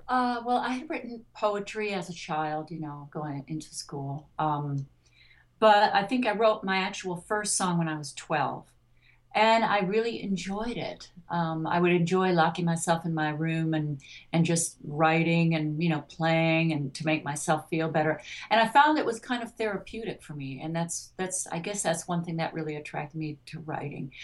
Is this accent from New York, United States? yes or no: no; Detroit, Michigan, United States; I grew up in Detroit